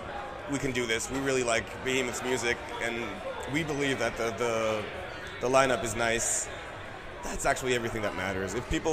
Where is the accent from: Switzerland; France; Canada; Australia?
Switzerland; Also, we're from Switzerland, and that's a fairly secular part of the world